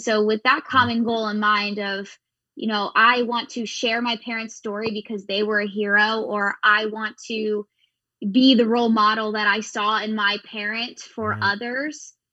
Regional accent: Pennsylvania, United States; we grew up in Pennsylvania

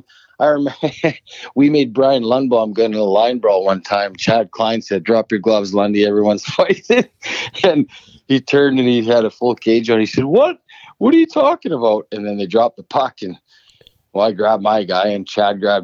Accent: Saskatchewan, Canada; moved away as an adult; also born or lived in Lincoln, Nebraska; growing up in Saskatchewan

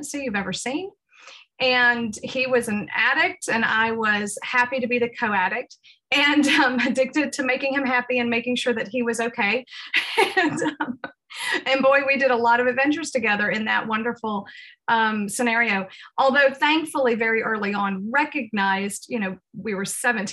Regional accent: the South of the United States, United States; moved away as an adult; also born or lived in Uruguay; I was raised in the South of the United States

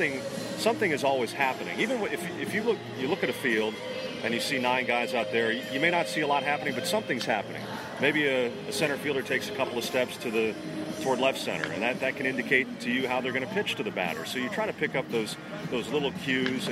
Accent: New England, United States; now in Washington, D.C., United States; growing up in New England as a Red Sox fan

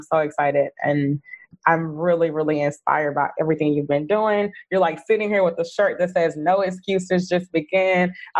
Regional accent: Houston, Texas, United States; now in Bangkok, Thailand; So yeah, so just a little bit about me. I moved to Bangkok 2 years ago. I'm from Houston.

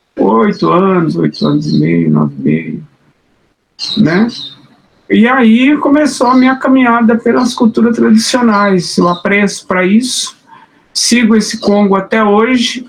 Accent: Minas Gerais, Brazil; now in São Paulo, Brazil; desde que eu saí de Minas, que eu deixei de dançar o congado

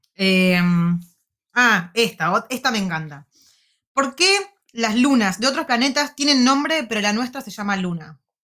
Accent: La Plata, Buenos Aires Province, Argentina; moved away as an adult; now in Wellington, New Zealand; Soy de La Plata, no, un platense

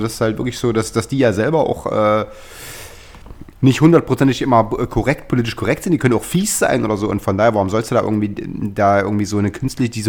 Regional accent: East Germany, Germany; now in West Germany; ich habe mir als Ossi genug blöde Sprüche. Ich bin jetzt seit. Äh, also wir ja zehn Jahre sozusagen in Westdeutschland

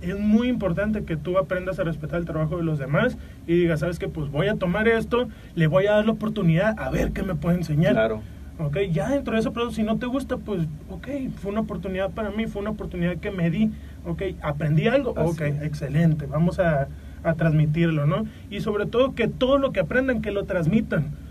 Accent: Mexico; nosotros como mexicanos

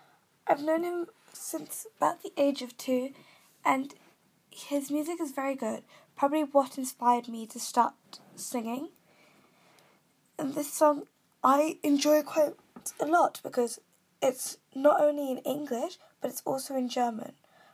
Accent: Kenya; accent: British; Like, for mine, I'm from Kenya, yet I sound British.

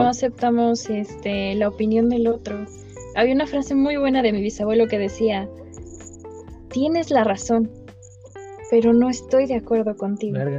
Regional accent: Mexico; nosotros como mexicanos este, llevamos una jerga

